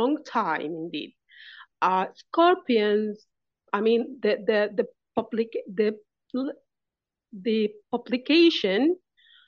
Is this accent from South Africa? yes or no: no; Sudan; I come from Sudan